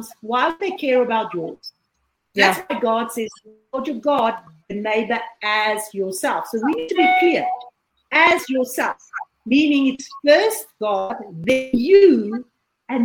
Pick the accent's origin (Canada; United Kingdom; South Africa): South Africa; I'm from South Africa, and I'm currently sitting in South Africa.